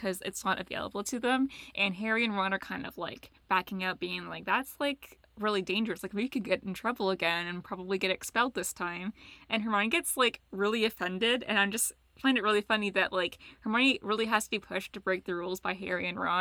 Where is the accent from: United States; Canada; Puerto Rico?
Canada; we're so Canadian right now